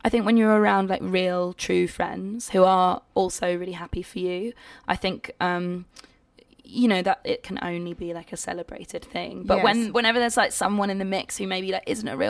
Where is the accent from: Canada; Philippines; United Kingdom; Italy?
United Kingdom; I'm being British again.